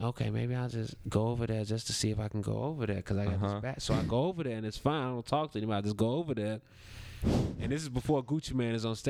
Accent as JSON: {"language": "English", "town": "Chicago", "region": "Illinois", "country": "United States", "tie": "born or raised there", "moved": "yes", "said": "He got me working in my hometown"}